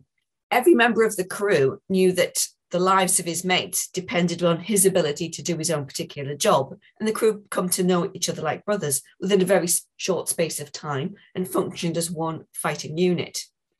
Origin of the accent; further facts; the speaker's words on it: County Durham, North East England, United Kingdom; I am an author from County Durham